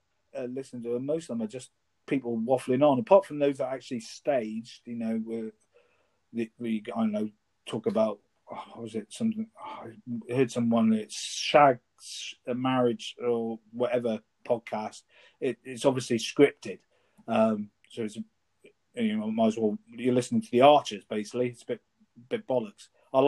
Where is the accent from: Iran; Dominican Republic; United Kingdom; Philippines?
United Kingdom; South West England; I'm not a Cornishman by birth. I grew up in Cornwall, so I'm proud of my Welsh heritage. I'm also very proud of Cornwall where I'm from.